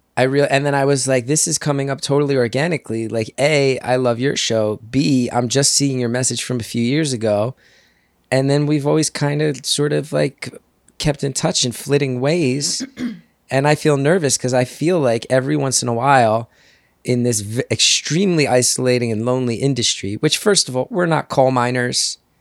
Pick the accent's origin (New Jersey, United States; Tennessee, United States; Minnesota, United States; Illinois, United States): New Jersey, United States; moved away as an adult; also born or lived in New York City / Los Angeles; I grew up in Jersey. I came back here